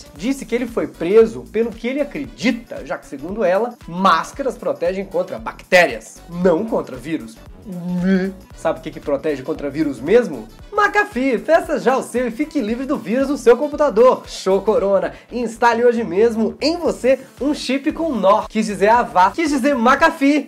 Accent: Minas Gerais, Brazil; Eu sou mineiro

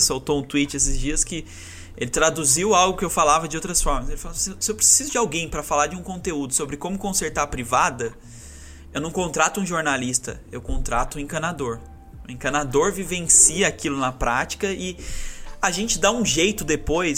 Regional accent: Aparecida, São Paulo, Brazil; moved away; also born or lived in Santa Catarina; Eu sou nascido em Aparecida

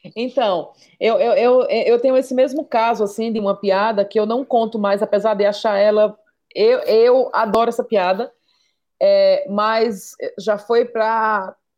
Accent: Maceió, Alagoas, Brazil; sou de Maceió

